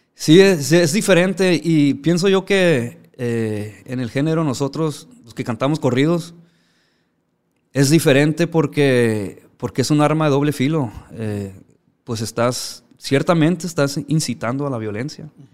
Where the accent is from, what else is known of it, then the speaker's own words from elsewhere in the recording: Ciudad Obregón, Sonora, Mexico; moved away as an adult; also born or lived in Los Angeles, California / Badiraguato, Sinaloa; now in United States; yo que crecí en Obregón, pues estamos pues, ciertamente pegados aquí a Sinaloa